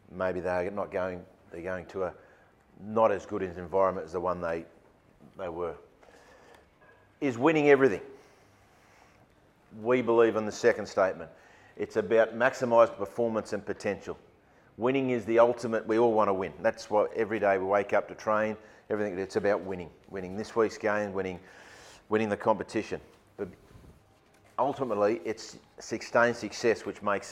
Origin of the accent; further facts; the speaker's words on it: Sydney, New South Wales, Australia; I'm from Sydney